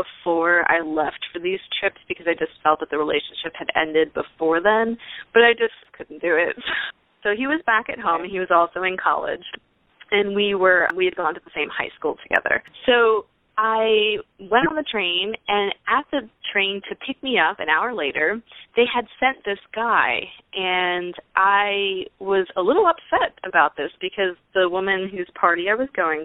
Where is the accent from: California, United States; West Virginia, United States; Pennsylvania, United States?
Pennsylvania, United States; now in Houston, United States; I live in Houston, Texas, but originally I'm from Pennsylvania.